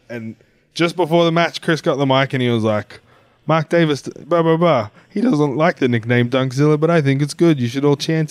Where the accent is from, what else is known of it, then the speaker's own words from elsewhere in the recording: Australia; moved away as an adult; also born or lived in United Kingdom; now in Fort Lauderdale, United States; as an Australian youth growing up